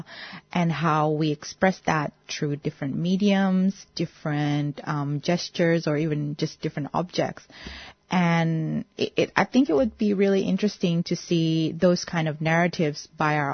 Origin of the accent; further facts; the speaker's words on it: Indonesia; now in Melbourne, Australia; I'm a Melbourne-based artist, and I was born in Indonesia and now live in Australia.